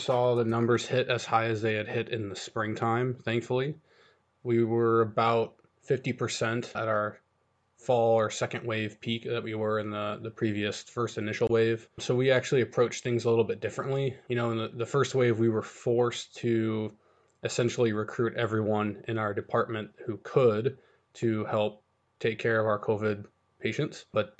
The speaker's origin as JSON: {"language": "English", "region": "Colorado", "country": "United States", "tie": "born or raised there", "moved": "as an adult", "lives_now": "Ann Arbor, United States", "said": "I'm actually not from Michigan. I'm a native of Colorado, and I've been living here about just shy of 4 years."}